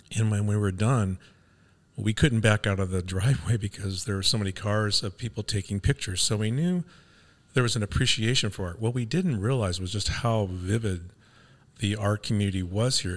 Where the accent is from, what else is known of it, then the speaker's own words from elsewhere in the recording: Los Angeles, California, United States; moved away as an adult; I grew up in Venice, California